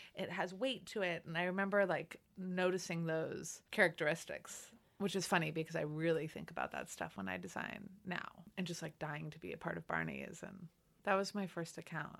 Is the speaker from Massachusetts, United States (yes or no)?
no; Los Angeles, California, United States; I'm from L A. I grew up in Los Angeles.